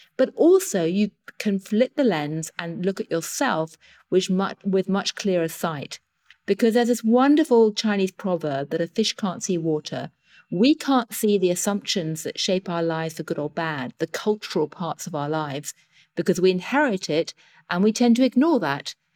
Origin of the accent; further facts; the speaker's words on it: United Kingdom; accent: British; I am, as you can hear from my accent, British